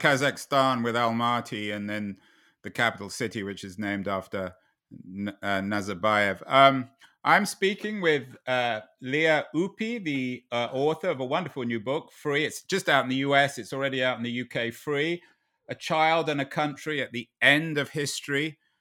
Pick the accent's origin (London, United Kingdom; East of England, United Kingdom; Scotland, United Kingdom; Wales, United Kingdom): London, United Kingdom; Growing up in London in nineteen seventy